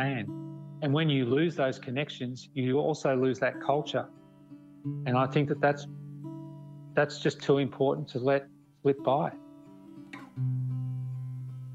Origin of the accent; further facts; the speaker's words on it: Kerang, Victoria, Australia; From where I grew up in Kerrang